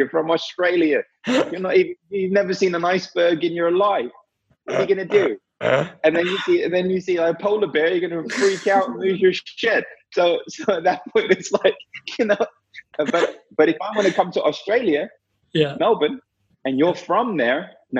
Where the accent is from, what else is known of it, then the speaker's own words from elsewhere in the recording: India; because I was very skeptical, especially being Indian.